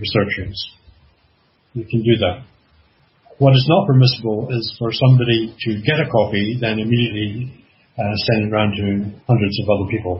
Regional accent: Canada; I'm Canadian

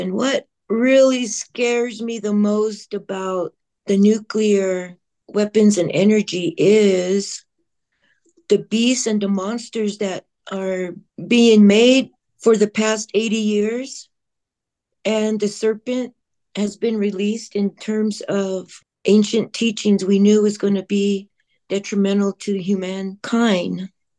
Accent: Navajo Homelands, Navajo Nation, United States; I am … from Navajo Homelands

